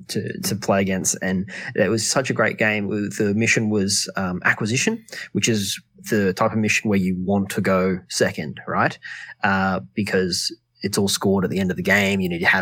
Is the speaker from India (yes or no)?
no; Newcastle, New South Wales, Australia; now in Melbourne, Australia; Newcastle, which is my hometown.